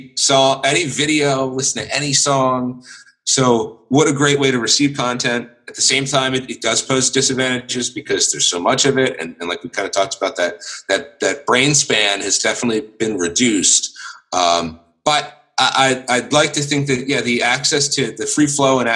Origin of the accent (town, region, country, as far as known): United States; born or raised there